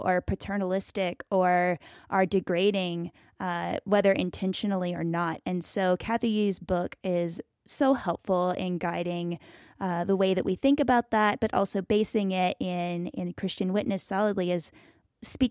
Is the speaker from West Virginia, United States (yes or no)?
yes; Bluefield, West Virginia, United States; Pastor Travis there in my hometown of Bluefield, West Virginia